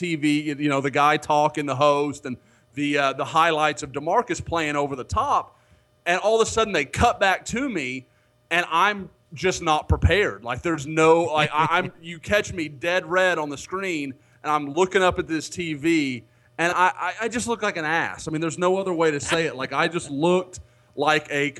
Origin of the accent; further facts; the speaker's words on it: Oklahoma, United States; I'm from Oklahoma